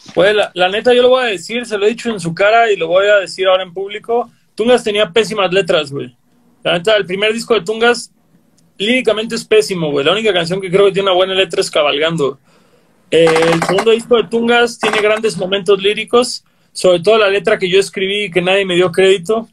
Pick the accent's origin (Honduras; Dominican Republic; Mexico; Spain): Mexico; Cancún, Quintana Roo; creciendo en Cancún éramos 30 morros que oíamos punk melódico